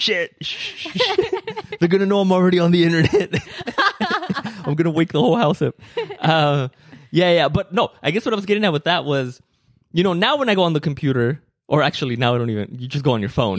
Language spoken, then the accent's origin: English; Mexico; moved away; growing up in Mexico